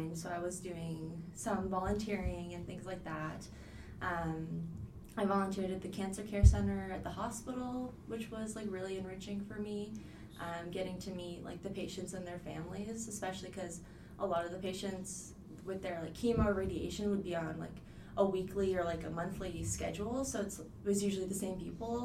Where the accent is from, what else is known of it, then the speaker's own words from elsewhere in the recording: Halifax, Nova Scotia, Canada; I was born and raised in Halifax